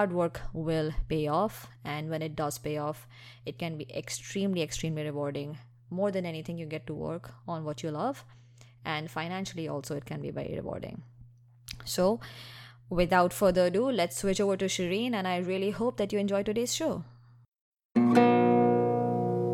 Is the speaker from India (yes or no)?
yes; India; moved away; I grew up in India